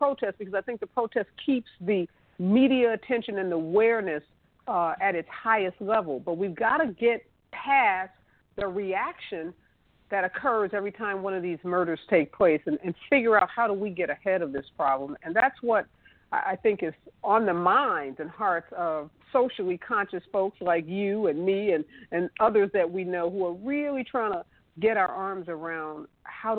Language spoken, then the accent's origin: English; St. Louis, Missouri, United States; now in Los Angeles, United States; I'm originally from the St. Louis area, although I live in Los Angeles